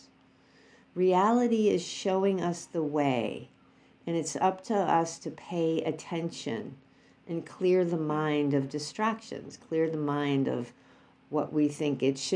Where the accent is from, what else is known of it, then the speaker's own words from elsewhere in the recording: New York, United States; moved away; we went back to New York, which is my hometown